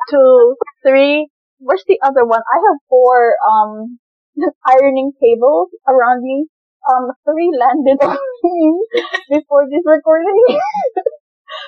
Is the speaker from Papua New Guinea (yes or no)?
yes; Papua New Guinea; born or raised there; now in Philippines